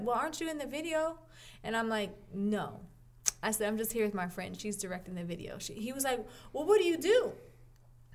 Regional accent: Kansas, United States; I'm from Kansas. I grew up there

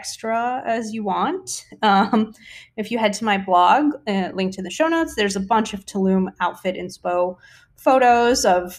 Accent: South Florida, United States; moved away as an adult; now in Yucatan Peninsula, Mexico; I've pretty much been living in the tropics my whole life. I'm from South Florida and now I live in the Yucatan Peninsula.

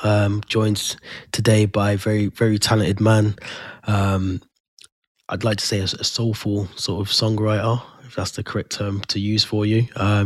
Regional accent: Birmingham, West Midlands, United Kingdom; obviously I'm from Birmingham as well, but you know, I speak to some people and they're like, are you from Birmingham? I'm like, yeah, from Birmingham. And they're like, you don't sound like it.

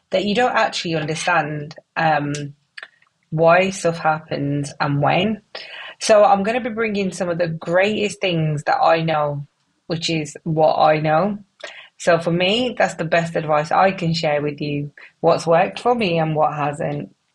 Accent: Wolverhampton, West Midlands, United Kingdom; accent: wonky; moved away as an adult; I'm … from Wolverhampton with a little bit of a wonky accent because about nine years ago I got married and I ended up living in the North Pole

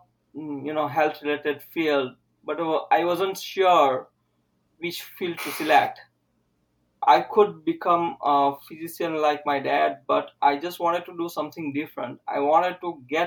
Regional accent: India; English is a second language; moved away as an adult; also born or lived in Utah; now in United States; I completed my 10 plus 2 entire my schooling in my native language, which is different than English. English is my secondary language. And all PT education in India

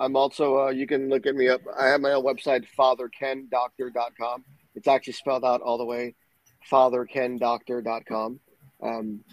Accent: Puerto Rico; Growing up in Puerto Rico

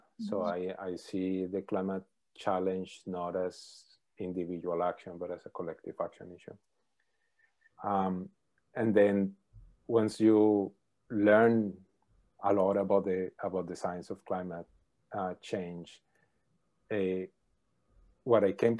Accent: Colombia; moved away as an adult; also born or lived in Calgary; I am from Colombia. I was born there, lived there, and did my undergrad and master's in Colombia in electrical engineering. Then I moved to Calgary with my advisor, David Keith, to do a PhD there.

